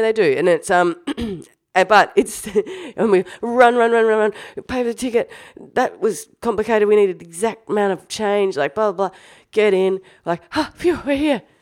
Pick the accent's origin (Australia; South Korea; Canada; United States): Australia